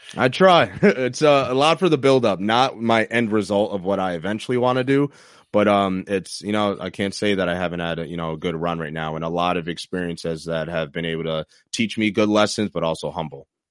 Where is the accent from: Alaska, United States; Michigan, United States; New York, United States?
New York, United States; Troy; my hometown, Troy, New York